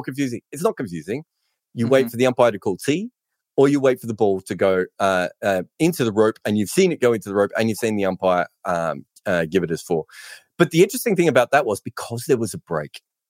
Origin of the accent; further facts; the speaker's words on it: Australia; for being Australian